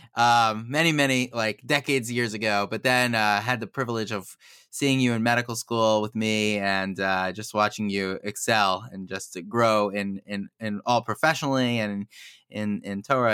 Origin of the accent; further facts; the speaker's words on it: United States; now in Baltimore, United States; I grew up in Muncie originally